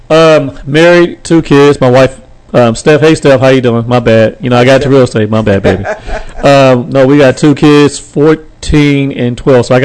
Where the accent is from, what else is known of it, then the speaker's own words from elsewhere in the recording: Texarkana, Texas, United States; now in Fort Worth, United States; I'm originally from Texarkana, Texas.